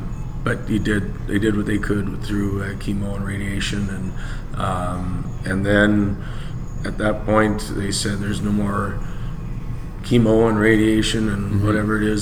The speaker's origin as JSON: {"language": "English", "region": "Alberta", "country": "Canada", "moved": "as an adult", "said": "I was coming from Alberta."}